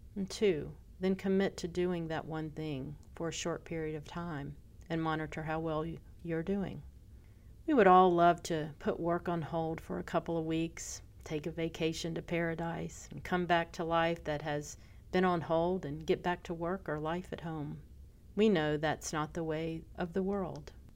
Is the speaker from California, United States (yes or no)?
no; Pensacola, Florida, United States; my hometown.